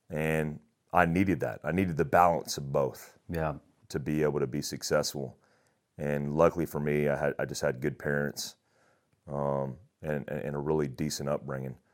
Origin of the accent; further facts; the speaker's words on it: Daytona Beach, Florida, United States; also born or lived in Germany; I grew up in Daytona Beach, Florida for the most part. And I say for the most part because I, I was all over the place.